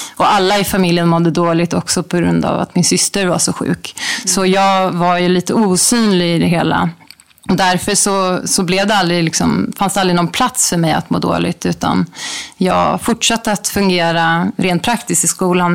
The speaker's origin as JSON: {"language": "Swedish", "country": "Sweden", "also_born_or_lived": "Bangkok, Thailand", "said": "hemma i Sverige"}